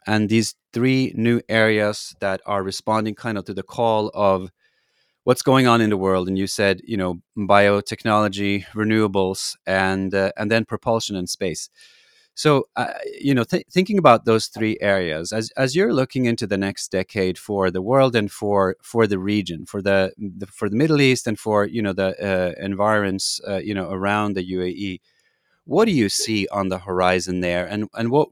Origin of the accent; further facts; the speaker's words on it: Trondheim, Trøndelag, Norway; my hometown there in Trondheim, Norway